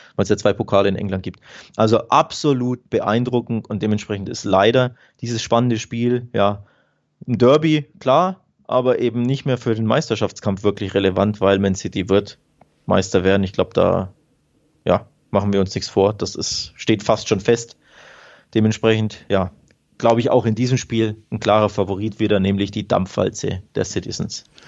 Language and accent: German; Nuremberg, Bavaria, Germany; ich komme ja aus Nürnberg